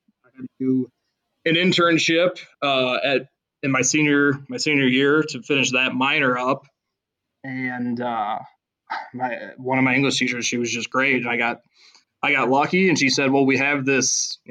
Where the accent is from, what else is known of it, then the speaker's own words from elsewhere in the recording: Chicago, Illinois, United States; moved away; I'm from the Chicago area originally. I'm from the South Side